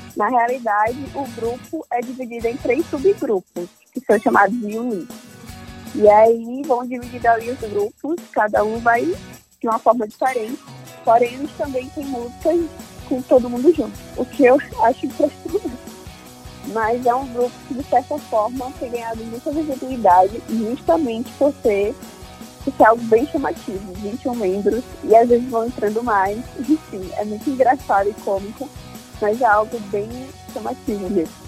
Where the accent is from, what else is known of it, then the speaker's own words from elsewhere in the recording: Maceió, Alagoas, Brazil; eu sou de Maceió, Alagoas, sou jornalista